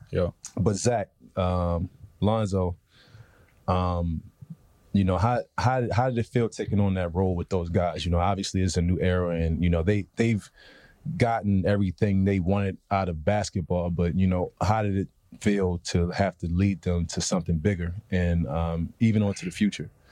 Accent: Baltimore, Maryland, United States; I'm from Baltimore. That's how, this is how we think.

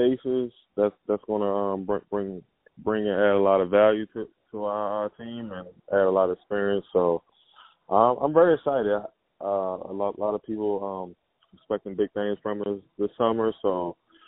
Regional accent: United States; It was in Washington, D.C., close to my hometown

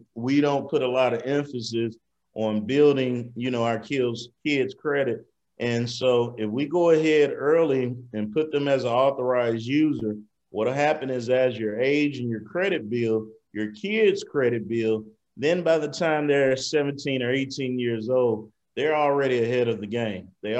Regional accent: Mississippi, United States; moved away as an adult; I moved here from Mississippi in 2004 to go to High Tech Institute, where I learned computer networking and security and got a degree in that.

